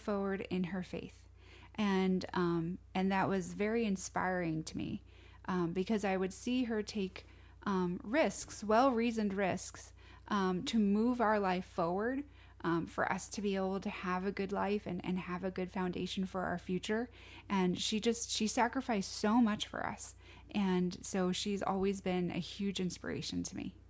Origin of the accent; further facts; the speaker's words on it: Bristol, Connecticut, United States; moved away as an adult; also born or lived in Staten Island, New York; now in Phoenix, United States; I grew up in Bristol, Connecticut